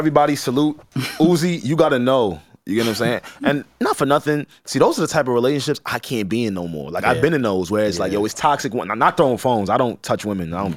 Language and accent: English; Long Island, New York, United States; I'm from Long Island